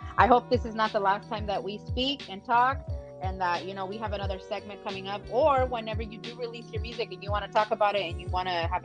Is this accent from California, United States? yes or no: yes; San Diego, California, United States; I'm born and raised in San Diego